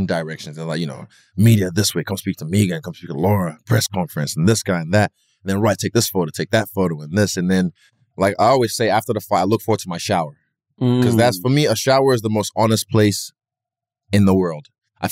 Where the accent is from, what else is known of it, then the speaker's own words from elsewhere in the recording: Nigeria; I'm Nigerian